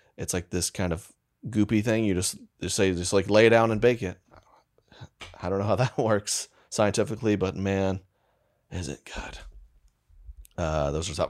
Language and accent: English; United States; being American